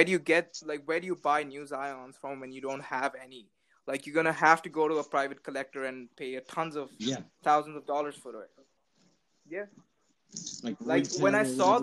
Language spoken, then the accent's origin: English; India; moved away as an adult; now in Canada; I'm from India